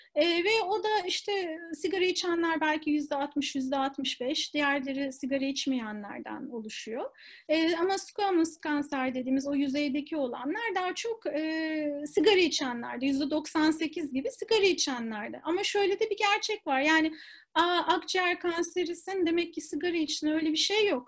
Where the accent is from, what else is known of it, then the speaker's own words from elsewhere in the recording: Istanbul, Turkey; moved away as an adult; also born or lived in United States; ben İstanbul'da doğdum. Ondan sonra ilk orta lise eğitimini ve üniversite eğitimini İstanbul'da aldım.